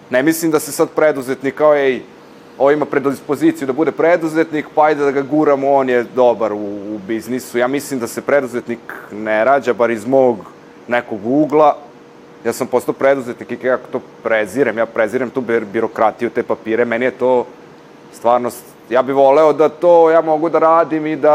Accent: Novi Bečej, Vojvodina, Serbia; Ja sam inače iz Novog Bečeja, pa sam tamo, jel da, išao i osnovnu i srednju školu.

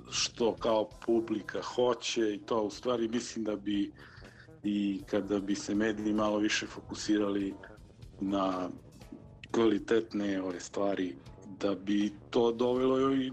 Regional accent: Niš, Southern and Eastern Serbia, Serbia; ovde kod nas u Nišu

